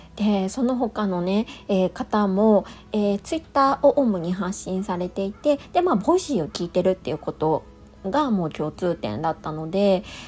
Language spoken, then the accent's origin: Japanese; Niigata, Japan; moved away; 新潟出身なんですけど